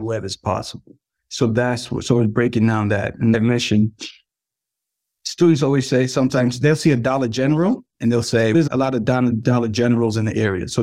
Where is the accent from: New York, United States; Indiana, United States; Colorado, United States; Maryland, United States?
New York, United States; also born or lived in Jamaica; I'm Jamaican in New York